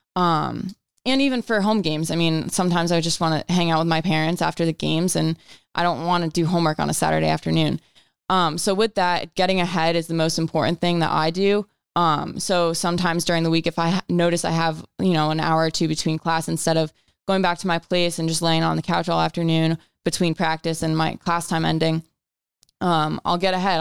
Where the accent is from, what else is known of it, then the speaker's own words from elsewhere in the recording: Connecticut, United States; I grew up in Connecticut